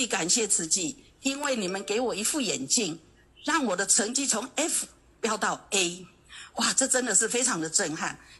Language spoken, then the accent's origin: Chinese; Las Vegas, Nevada, United States; 所以呢，我也觉得我来自拉斯维加斯，是个。罪恶之城。